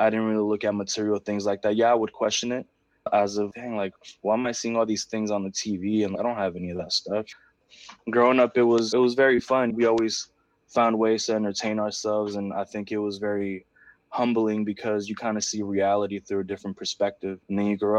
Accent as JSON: {"language": "English", "town": "Oakland", "region": "California", "country": "United States", "tie": "born or raised there", "first_language": "Spanish", "second_language": "English", "said": "I grew up in East Oakland in the Bay Area in California"}